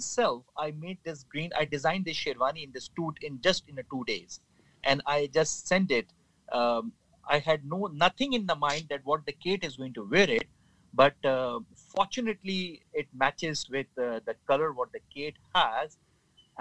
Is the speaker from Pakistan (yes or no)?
yes; Pakistan; We as a nation of the Pakistani nation, we are very much humble and a friendly people